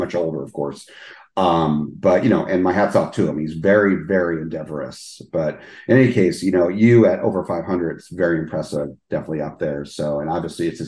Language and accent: English; New Jersey, United States; moved away; I grew up in New Jersey